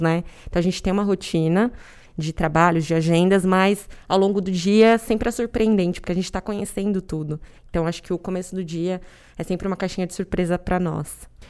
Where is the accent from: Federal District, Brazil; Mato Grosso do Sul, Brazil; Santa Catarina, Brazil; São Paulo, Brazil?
São Paulo, Brazil; Araçoiaba da Serra; moved away as an adult; now in São Paulo, Brazil; Eu sou do interior de São Paulo, de Araceaba da Serra, uma cidade muito pequenininha.